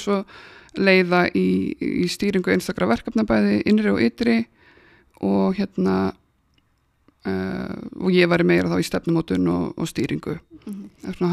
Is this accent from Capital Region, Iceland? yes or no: no; Akranes, Western Region, Iceland; ég er frá Akransinu